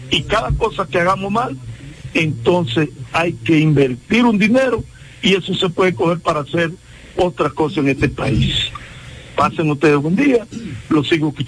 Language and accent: Spanish; Dominican Republic; nosotros como dominicanos